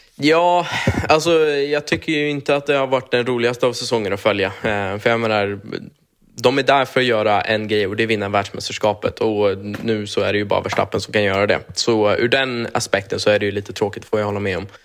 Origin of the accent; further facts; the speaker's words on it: Sweden; moved away as an adult; now in United States; jag är ju svensk i grund och botten